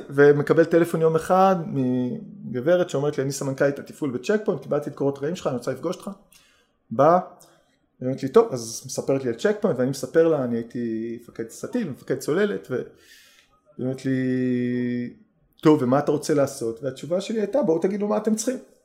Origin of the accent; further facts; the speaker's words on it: Haifa, Haifa District, Israel; גדלתי בחיפה